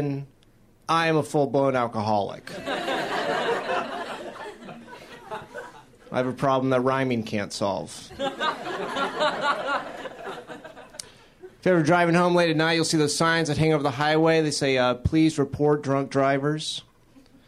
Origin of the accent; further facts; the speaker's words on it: Florida, United States; I'm originally from Florida